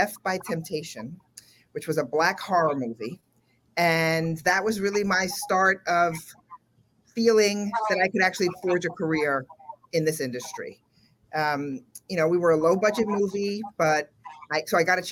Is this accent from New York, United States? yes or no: yes; New York City, New York, United States; I grew up in the South Bronx here in New York